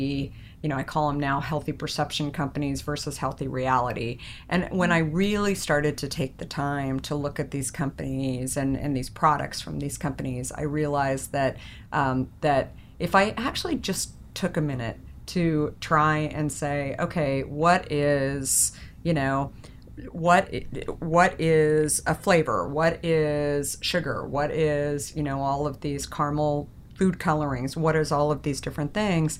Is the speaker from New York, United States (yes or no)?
no; Arizona, United States; moved away; I grew up in Arizona